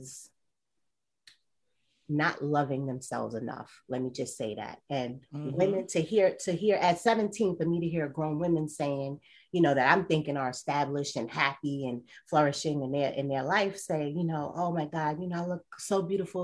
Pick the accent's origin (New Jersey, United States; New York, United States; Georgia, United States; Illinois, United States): New York, United States; I'm from New York